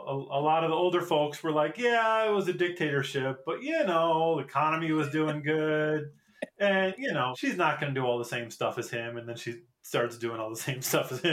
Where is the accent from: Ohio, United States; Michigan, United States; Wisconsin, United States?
Michigan, United States; moved away as an adult; now in South Korea; I came from Michigan.